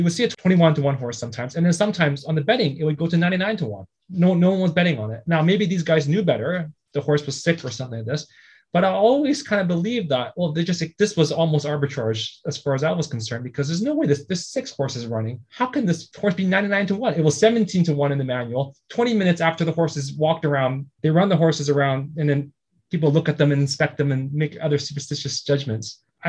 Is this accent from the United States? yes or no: no; Vancouver, British Columbia, Canada; You know, so I grew up in Vancouver at Hastings Renfrew.